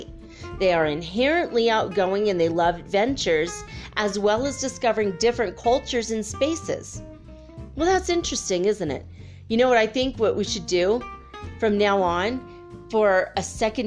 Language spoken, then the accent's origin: English; Minnesota, United States; I grew up in Minnesota